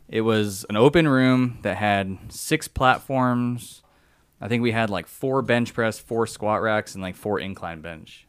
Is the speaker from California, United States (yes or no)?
yes; San Diego, California, United States; moved away as an adult; also born or lived in Livermore, California / the US South; born in, uh, Livermore, which is up by San Francisco, but I grew up in San Diego